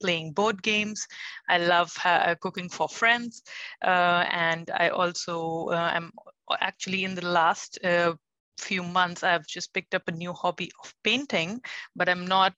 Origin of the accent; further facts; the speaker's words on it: India; moved away as an adult; now in Germany; So basically, I'm born and brought up in India, and all my education has been there.